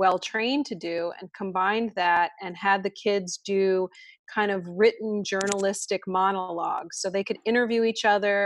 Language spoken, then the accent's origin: English; Washington, District of Columbia, United States; I grew up in Washington, D.C.